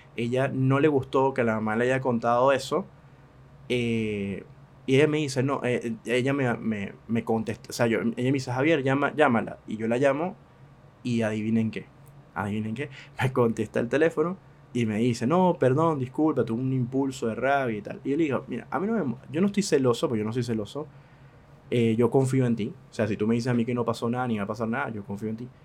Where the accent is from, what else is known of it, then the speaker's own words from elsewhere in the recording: Venezuela; now in Argentina; yo que siendo venezolano